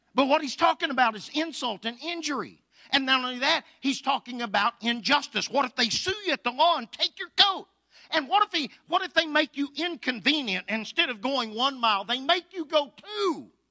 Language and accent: English; Anadarko, Oklahoma, United States; I was raised in Anadarko, Oklahoma, born and raised there.